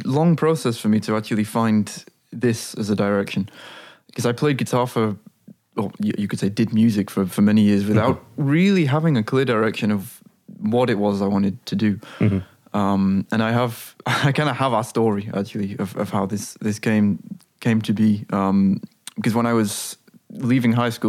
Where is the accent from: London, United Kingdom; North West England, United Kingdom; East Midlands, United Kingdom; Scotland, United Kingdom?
North West England, United Kingdom; Blackpool; moved away as an adult; now in Amsterdam, Netherlands; I moved here when I was 18 from Blackpool in the northwest of England.